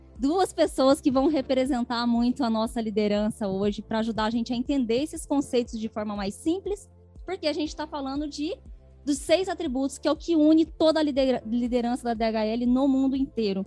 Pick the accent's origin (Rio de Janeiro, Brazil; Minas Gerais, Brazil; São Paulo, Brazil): Minas Gerais, Brazil; Machado; moved away; also born or lived in Campinas; sou mineira, diretamente de Machado, Minas Gerais